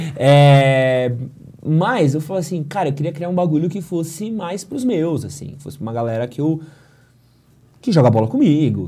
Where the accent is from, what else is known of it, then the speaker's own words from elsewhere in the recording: Brazil; eu era brasileiro